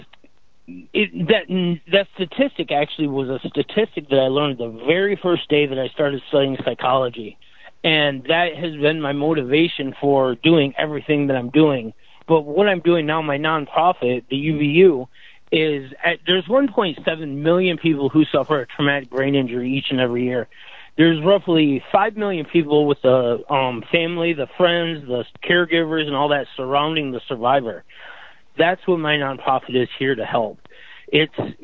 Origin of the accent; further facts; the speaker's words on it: Michigan, United States; moved away as an adult; now in Florida, United States; I'm from Michigan, but I live in Florida